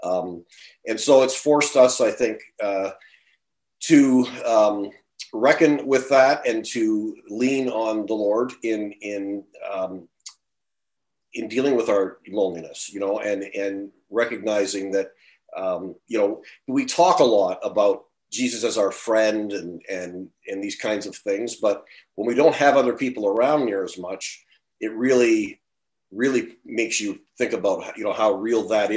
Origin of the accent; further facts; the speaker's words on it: Ontario, Canada; moved away as an adult; I grew up and lived in Ontario for the first 58 years of my life